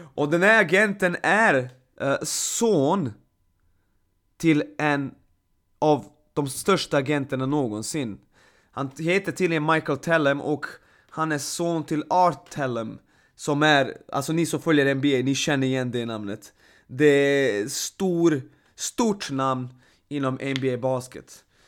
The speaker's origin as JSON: {"language": "Swedish", "country": "Serbia", "moved": "yes", "lives_now": "Sweden", "said": "Serbien, mitt hemland"}